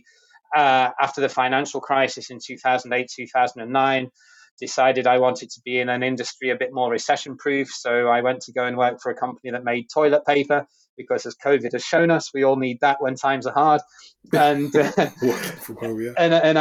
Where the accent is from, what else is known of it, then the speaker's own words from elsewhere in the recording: United Kingdom; moved away as an adult; I'm originally from the UK, where I grew up and did my education and started my career